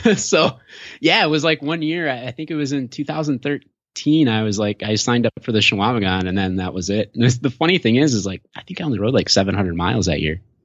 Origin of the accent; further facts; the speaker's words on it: Michigan, United States; moved away; also born or lived in Illinois / Minnesota; I've lived in Illinois, Minnesota, and I'm from Michigan originally